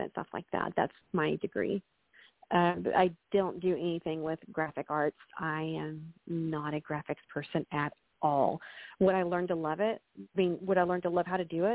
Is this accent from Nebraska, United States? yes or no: no; Texas, United States; now in Central Florida, United States; I'm from Texas